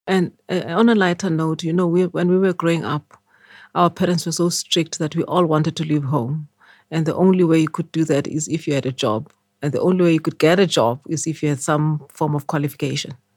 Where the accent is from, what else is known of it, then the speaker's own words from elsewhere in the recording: Eswatini; moved away as an adult; also born or lived in Sophiatown, Johannesburg, South Africa / United Kingdom; now in South Africa; my parents went to stay in Swaziland. And then I grew up in Swaziland